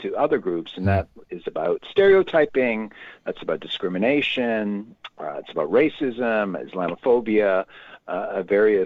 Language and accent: English; Canada; I'm Canadian, not American